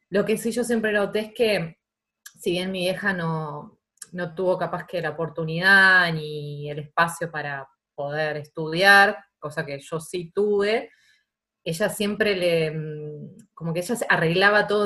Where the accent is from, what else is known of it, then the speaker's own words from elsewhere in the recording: Banfield, Buenos Aires Province, Argentina; now in Buenos Aires, Argentina; vivía en la calle con mis amigas en Banfield y, y bueno, y ahora vivo en Capital, pero no soy porteña.